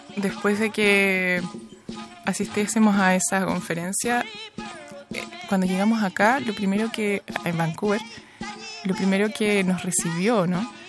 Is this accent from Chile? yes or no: yes; Viña del Mar, Valparaíso, Chile; now in Montreal, Canada; nací en Viña del Mar, después nos vinimos a Montreal